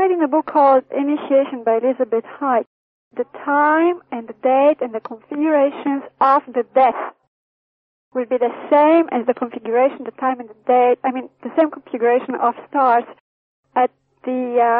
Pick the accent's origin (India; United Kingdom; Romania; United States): Romania; moved away; No, I was born in Romania.